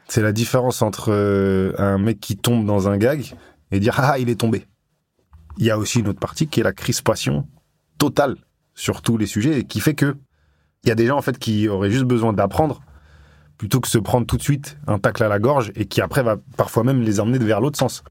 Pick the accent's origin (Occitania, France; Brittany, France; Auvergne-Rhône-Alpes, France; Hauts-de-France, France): Auvergne-Rhône-Alpes, France; Grenoble; moved away as an adult; ça fait 15 ans que je suis parti de Grenoble parti à 20 ans